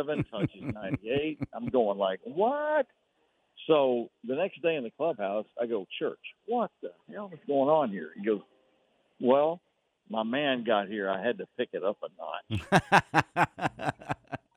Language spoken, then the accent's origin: English; Fairfield, Texas, United States; also born or lived in Waco; I was raised over in Fairfield.